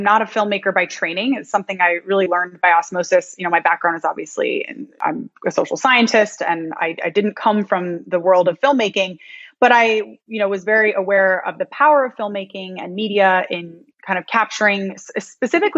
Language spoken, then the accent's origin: English; Ithaca, New York, United States; now in Miami, United States; I'm originally from upstate New York. I'm from Ithaca